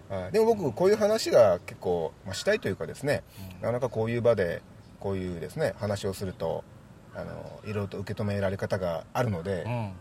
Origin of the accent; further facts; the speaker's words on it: Miyazaki, Japan; 僕の、まあ、地元宮崎